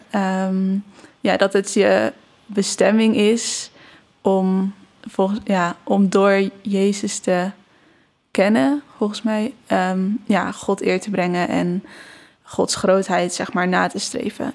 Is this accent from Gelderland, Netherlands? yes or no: yes; Barneveld, Gelderland, Netherlands; ik ben opgegroeid in Barneveld